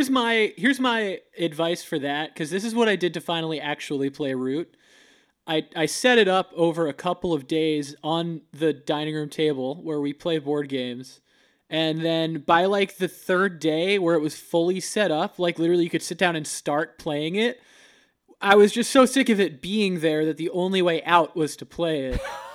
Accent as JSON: {"language": "English", "region": "Florida", "country": "United States", "moved": "yes", "said": "We're both from Florida"}